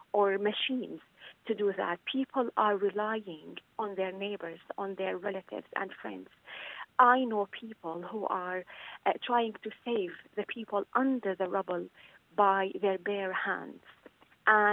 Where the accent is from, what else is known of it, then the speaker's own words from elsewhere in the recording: northern Syria, Syria; moved away; also born or lived in Ireland; I am from North Syria, and I have family in Latakia, in Idlib, and also in Aleppo.